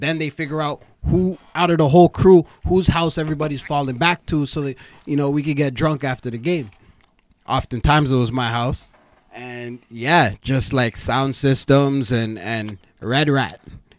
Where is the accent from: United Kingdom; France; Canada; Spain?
Canada; born there; being a Canadian born fucking 6-year-old running around, right?